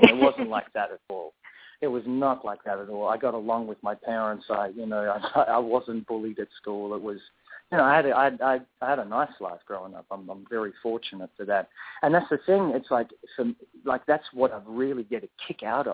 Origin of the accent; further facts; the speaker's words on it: Perth, Western Australia, Australia; also born or lived in South Africa; I was actually born in South Africa, and I moved to Perth when I was about two or three. I was born in South Africa, I still grew up here and grew up in Australian culture